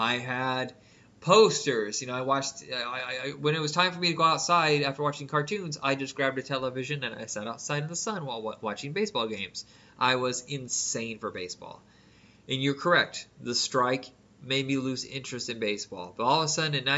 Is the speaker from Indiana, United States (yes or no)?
yes; Indiana, United States; I'm from Indiana